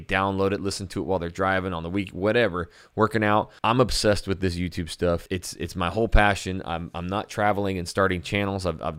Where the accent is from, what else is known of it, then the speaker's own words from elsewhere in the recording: Texas, United States; now in Portland, United States; know, I'm living in Portland, Oregon now, so maybe I'll get rid of the Brahma Bowl, you know, because I'm from Texas.